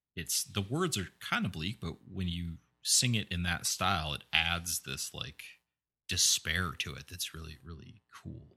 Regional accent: eastern Iowa, United States; when I was a kid growing up in eastern Iowa

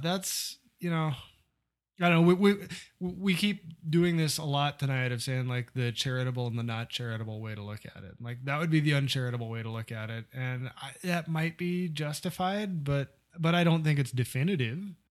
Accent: Midwest, United States; still live in a small town in the Midwest

